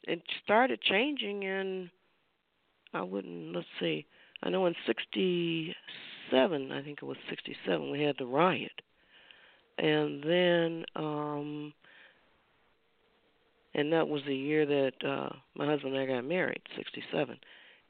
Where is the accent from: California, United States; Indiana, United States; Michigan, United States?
Michigan, United States; Detroit; moved away; I grew up in Detroit, Michigan